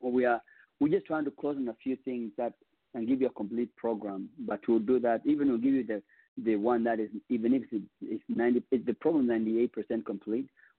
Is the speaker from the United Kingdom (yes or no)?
no; Kenya; now in Texas, United States; I'm from Kenya, and raised by us as well